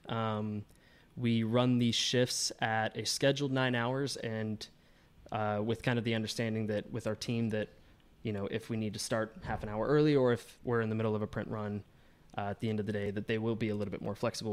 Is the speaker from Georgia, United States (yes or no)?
yes; Georgia, United States; now in Chicago, United States; I'm not originally from Chicago. Um, I'm from Georgia, and that's kinda where I got my, my footing in the industry. Um, I grew up doing it